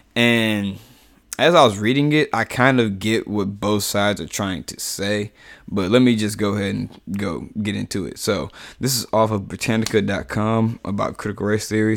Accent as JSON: {"language": "English", "country": "United States", "said": "I'm African-American in America, you know, like, and I've never, ever been to Africa"}